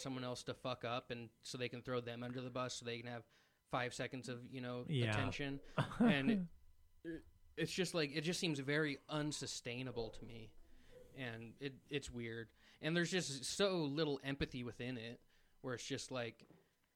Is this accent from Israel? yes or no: no; Pacific Northwest, United States; growing up in the Pacific Northwest, I was around, you know, Seahawks fans, Zags fans